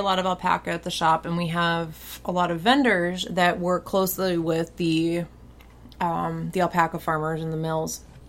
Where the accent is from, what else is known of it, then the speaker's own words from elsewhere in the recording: Alma, Colorado, United States; moved away; where I grew up in Alma, Colorado, which was... It's the second highest incorporated town.